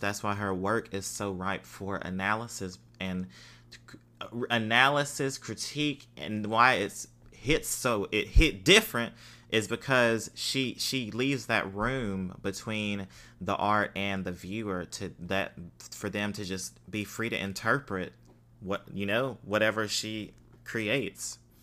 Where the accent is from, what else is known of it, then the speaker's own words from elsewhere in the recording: United States; what we grew up with in the United States as far as Christianity